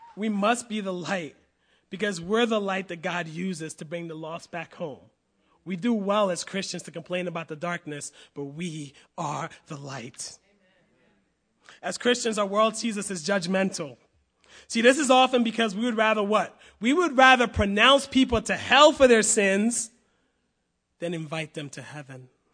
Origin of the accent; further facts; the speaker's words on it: United States; I will always be a proud American